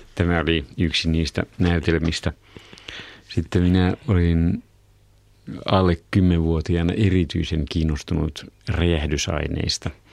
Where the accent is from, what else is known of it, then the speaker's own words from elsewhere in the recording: Somero, Southwest Finland, Finland; itse olen syntynyt Somerolla, jopa kod- kotona